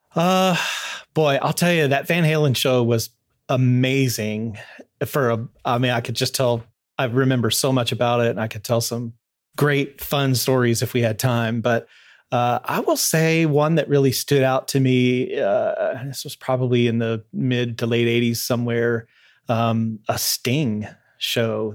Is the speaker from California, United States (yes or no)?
no; Louisville, Kentucky, United States; moved away as an adult; now in Fort Wayne, United States; I grew up mostly in Louisville, uh, moved there when I was pretty young